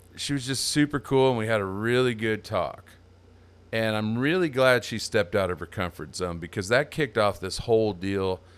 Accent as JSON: {"language": "English", "town": "Templeton", "region": "California", "country": "United States", "tie": "born or raised there", "also_born_or_lived": "East Bay area, California", "moved": "as an adult", "lives_now": "Texas, United States", "said": "my hometown, Templeton, California"}